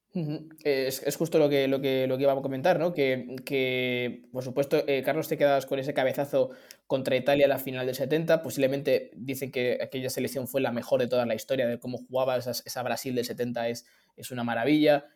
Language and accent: Spanish; Spain; los que somos de España